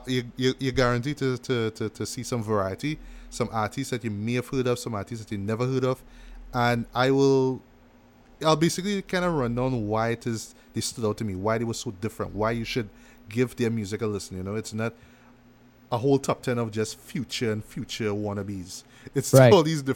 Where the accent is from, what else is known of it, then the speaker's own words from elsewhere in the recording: West Coast, United States; I'm from West Coast, but I don't have to sound like that. I'm going to try something a little different, but I'm still going to stay true to those West Coast roots.